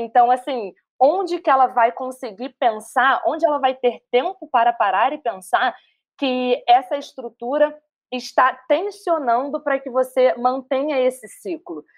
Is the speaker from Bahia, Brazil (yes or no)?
no; Rio de Janeiro, Brazil; sou carioca, suburbana